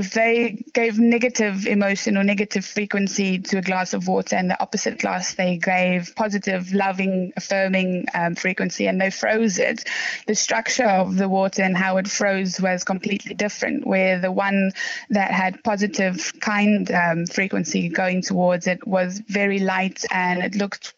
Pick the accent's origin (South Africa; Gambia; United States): South Africa; moved away as an adult; now in London, United Kingdom; I'm originally from South Africa. I moved here to come and study